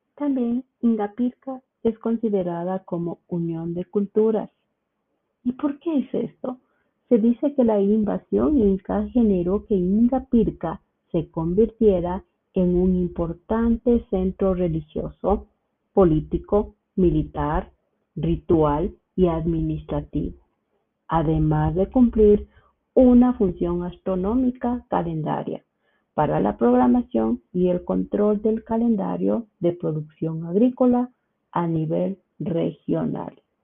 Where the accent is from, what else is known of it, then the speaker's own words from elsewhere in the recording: Quito, Pichincha, Ecuador; soy de Quito, Ecuador